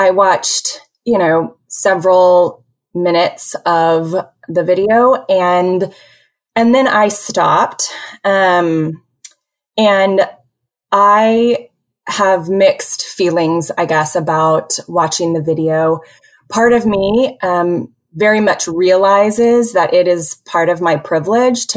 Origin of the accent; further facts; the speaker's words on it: Houston, Texas, United States; also born or lived in Northeast United States / Dallas, United States; I am from Houston originally, so a native Texan